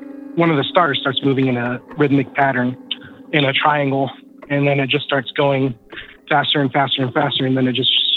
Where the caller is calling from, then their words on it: Port Orchard, Washington, United States; I'm calling from Port Orchard, Washington